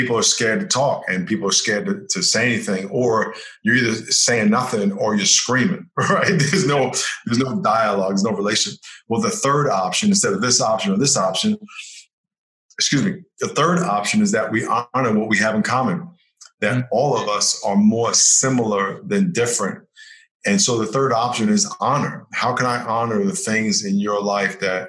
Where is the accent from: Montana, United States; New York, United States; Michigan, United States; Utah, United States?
New York, United States; I grew up in New York